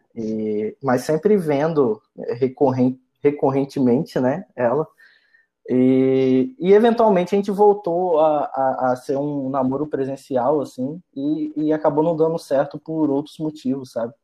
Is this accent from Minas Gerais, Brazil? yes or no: no; Linhares, Espírito Santo, Brazil; moved away as an adult; also born or lived in Vitória, Brazil; eu sou do interior do estado, né? Eu sou de Linhares, é, interior do Espírito Santo